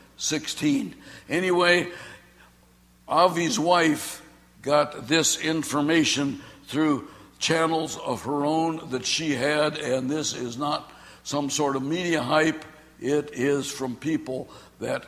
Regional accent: Australia; I'm from Australia

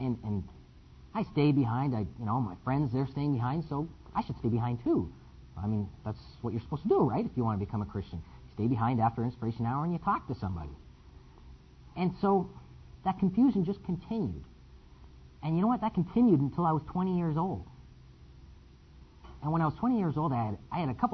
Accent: Windsor, Ontario, Canada; I'm from Windsor, Canada.

